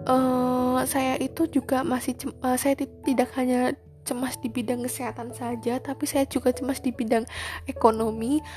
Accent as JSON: {"language": "Indonesian", "town": "Purbalingga", "region": "Central Java", "country": "Indonesia", "tie": "born or raised there", "lives_now": "Semarang, Indonesia", "said": "di Semarang saya kan merantau saya kan asli Purbalingga"}